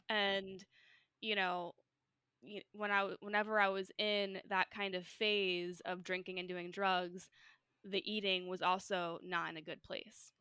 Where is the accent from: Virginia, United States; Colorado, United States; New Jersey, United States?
New Jersey, United States; I'm from New Jersey